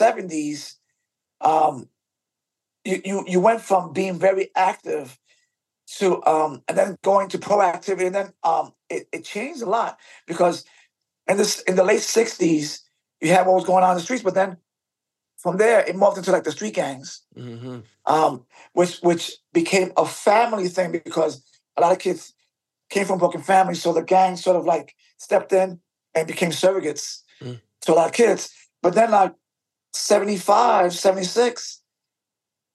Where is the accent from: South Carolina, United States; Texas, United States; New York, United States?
New York, United States; New York City; Born and raised in the South Bronx.